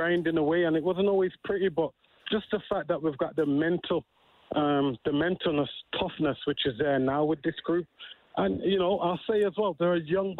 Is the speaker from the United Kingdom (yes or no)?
yes; England, United Kingdom; moved away; as we would say in England